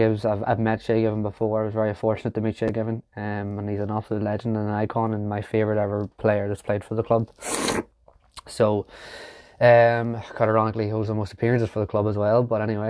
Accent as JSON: {"language": "English", "town": "Newcastle", "region": "North East England", "country": "United Kingdom", "said": "Well, I was sort of beaten into being a Geordie. There's plenty of pictures. My mum has a picture of me in a Man United top. And then my brother, who sadly not with us anymore, was a Newcastle fan. And he played for, again, I'm from a local town called Newcastle."}